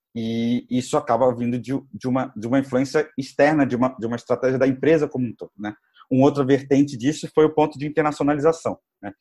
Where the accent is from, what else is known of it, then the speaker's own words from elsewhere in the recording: Rio de Janeiro, Brazil; also born or lived in Berkeley, United States; sou carioca também, fiz a faculdade no Rio